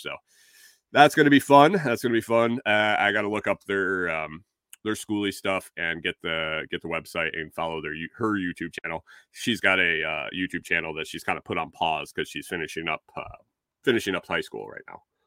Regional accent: Minnesota, United States; accent: Minnesotan; I got called out for my, for my Minnesotan, my Minnesotan accent

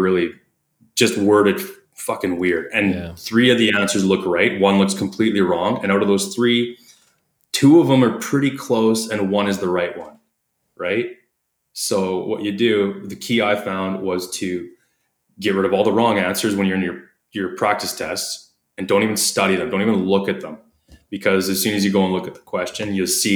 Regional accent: Canada; accent: Canadian; my Canadian accent

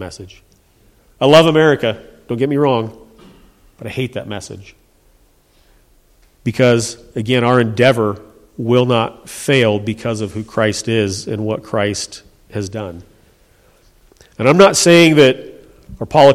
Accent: United States; I'm an American

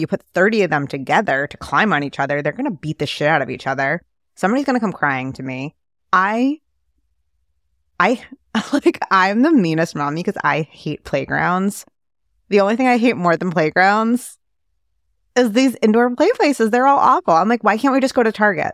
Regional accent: New York City, New York, United States; I grew up in New York City.

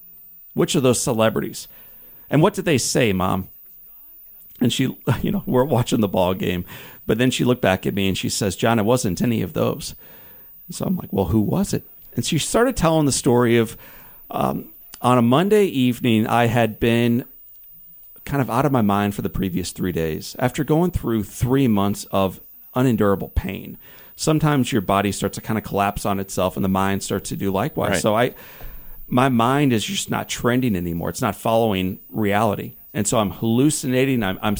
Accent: De Pere, Missouri, United States; I'm a nine-year-old kid growing up in DePere, Missouri.

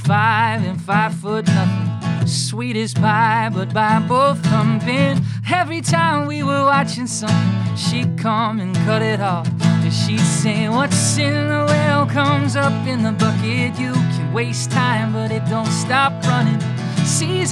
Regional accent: Albany, Georgia, United States; I was born in Albany, Georgia

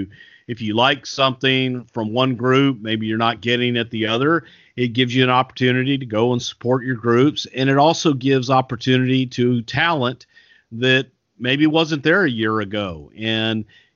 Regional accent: Texas, United States; accent: Texas; I can do that with my Texas accent.

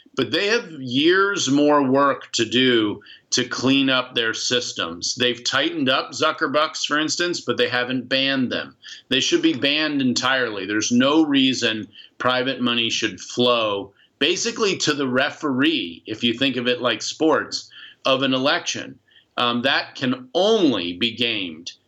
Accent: Virginia, United States; my home state of Virginia

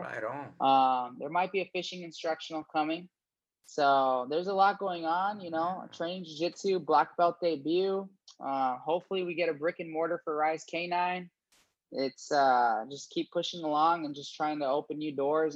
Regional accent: Fort Myers, Florida, United States; also born or lived in Gainesville, Florida; I'm from Fort Myers, Florida

